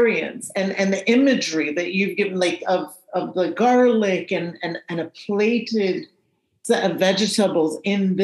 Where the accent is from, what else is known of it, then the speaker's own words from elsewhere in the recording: Jamaica; Growing up in Jamaica, we call them prickles down there